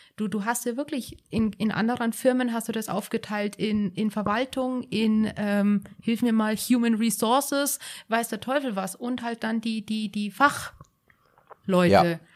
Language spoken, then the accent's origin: German; Bad Tölz, Bavaria, Germany; also born or lived in North Rhine-Westphalia; now in Garmisch-Partenkirchen, Germany; Also ich bin ja gebürtige Tölzerin